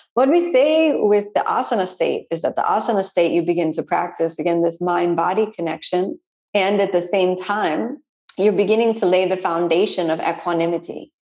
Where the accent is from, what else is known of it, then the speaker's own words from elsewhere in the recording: Florida, United States; I'm from Florida